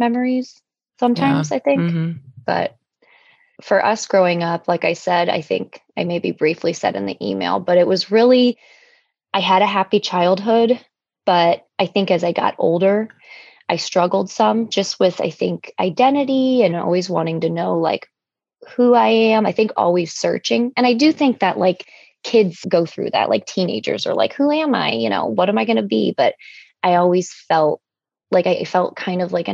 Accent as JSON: {"language": "English", "town": "Cleveland", "region": "Ohio", "country": "United States", "tie": "born or raised there", "also_born_or_lived": "Sevastopol, Ukraine", "said": "I grew up in Cleveland"}